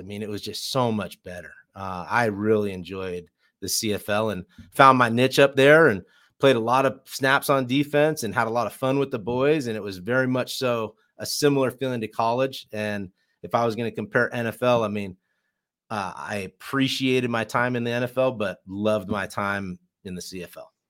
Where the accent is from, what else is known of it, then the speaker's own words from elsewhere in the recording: California, United States; moved away; also born or lived in Boise; I grew up in California